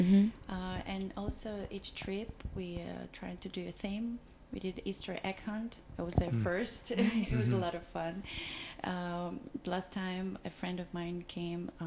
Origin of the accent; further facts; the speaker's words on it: Belarus; moved away; I'm from Belarus